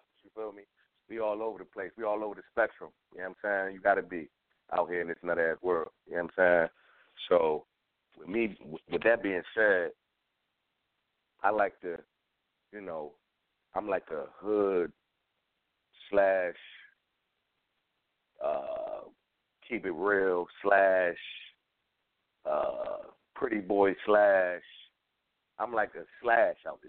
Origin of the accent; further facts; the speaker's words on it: Philadelphia, Pennsylvania, United States; I'm from Philly